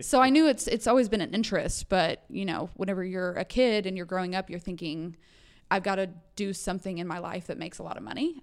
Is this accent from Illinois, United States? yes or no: no; Arkansas, United States; also born or lived in Oklahoma / Georgia / New York; now in Texas, United States; I was raised in Arkansas